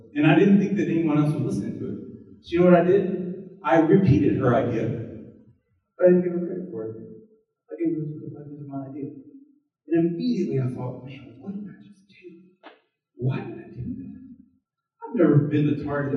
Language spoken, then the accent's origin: English; the South, United States; When I was born in the South